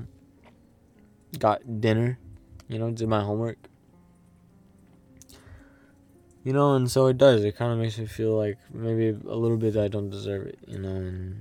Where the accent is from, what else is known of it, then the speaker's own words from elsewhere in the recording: United States; I grew up in the United States